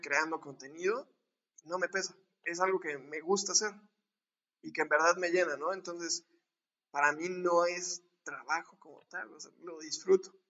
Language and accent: Spanish; Córdoba, Veracruz, Mexico; now in Puebla, Mexico; soy orgullosamente poblano, que viví un año de, mi vida cuando nací aquí, después viví casi toda, mi vida, vida, en Córdoba